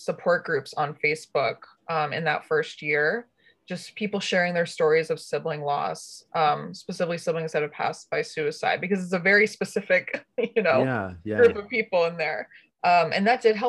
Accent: Connecticut, United States; I'm from Connecticut.

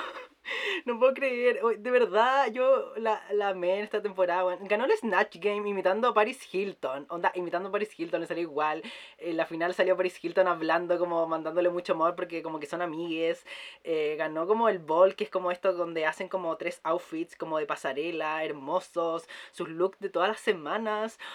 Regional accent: Chile; porque somos chilenas

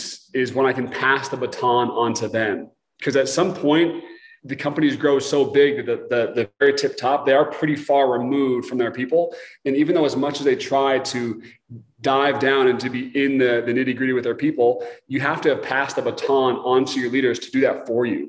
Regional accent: Portland, Oregon, United States; moved away; I'm from Portland, Oregon, originally

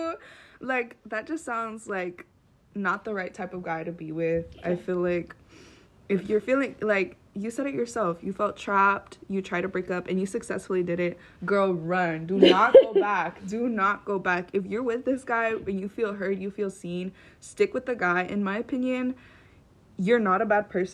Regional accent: Hemet, California, United States; I am from Hemet, California

